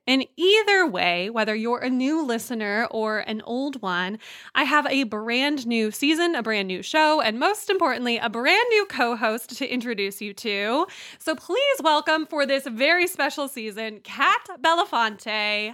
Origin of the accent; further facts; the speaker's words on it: California, United States; I grew up in California